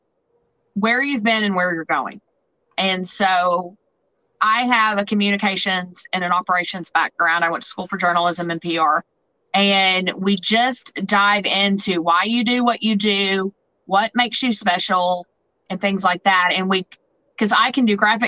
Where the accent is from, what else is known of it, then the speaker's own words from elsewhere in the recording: Southern Indiana, United States; accent: twang; moved away as an adult; also born or lived in Nashville, Tennessee / Jackson, Tennessee / Paducah / Evansville; now in St. Louis, United States; you probably hear my twang. So I'm originally from Southern Indiana